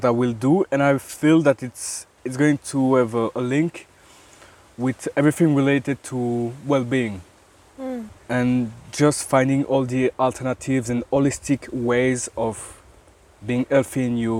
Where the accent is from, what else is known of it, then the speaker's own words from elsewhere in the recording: Belgium; from Belgium